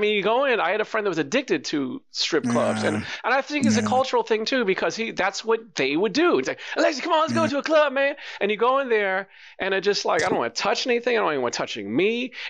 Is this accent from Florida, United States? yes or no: no; New York, United States; But I'm from New York